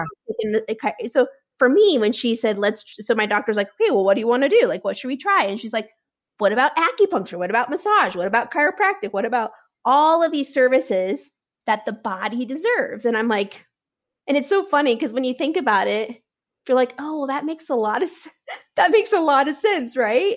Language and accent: English; Nebraska, United States; now in Denver, United States; I grew up in Nebraska